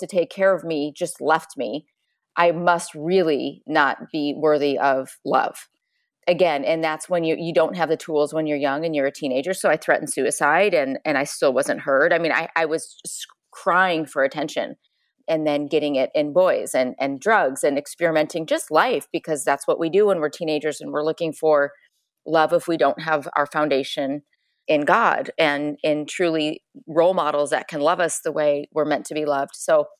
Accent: Chicago, Illinois, United States; I grew up in Chicago, small farm town

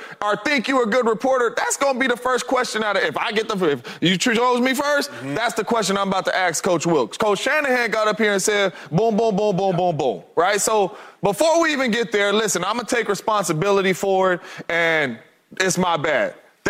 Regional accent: the Bay Area, California, United States; now in Arizona, United States; I'm from the Bay, but I live in AZ.

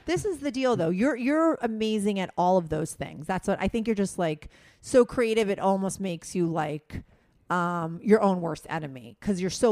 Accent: New Jersey, United States; Sebastian's a guy I grew up with in Jersey. That's where we grew up.

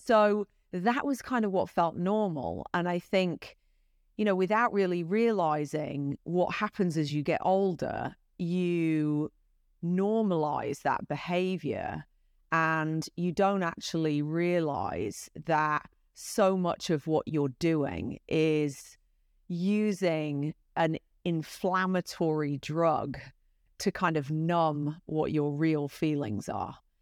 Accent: United Kingdom; accent: British; moved away as an adult; now in United States; my British accent

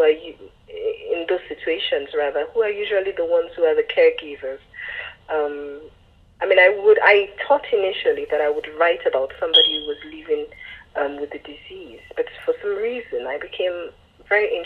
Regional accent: Lagos, Nigeria; moved away; I was born in Lagos and then lived elsewhere, and by the time I started writing Stay With Me, I was living in Lagos

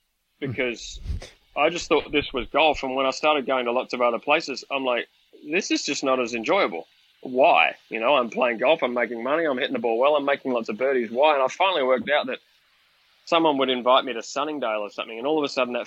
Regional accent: Melbourne, Victoria, Australia; at first, I grew up in Melbourne, right next door to Royal Melbourne

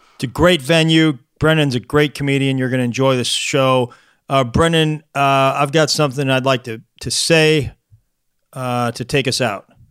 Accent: St. Louis, Missouri, United States; he's got some Saint Louis ties, actually, in my hometown

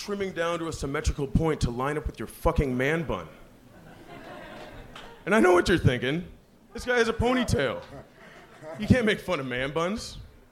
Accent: Canada; I'm Canadian.

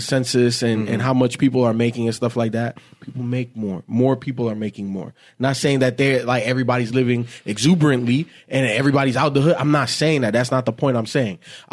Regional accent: Chicago, Illinois, United States; moved away; I grew up in Little Haiti. I wasn't that far from Cabrini Green

